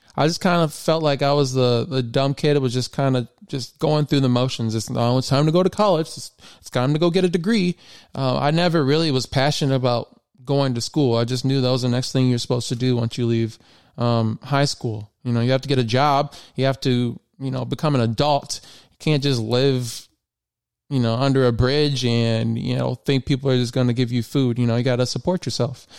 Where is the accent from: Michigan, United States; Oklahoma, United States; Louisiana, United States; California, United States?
Michigan, United States; also born or lived in Memphis; I was from Michigan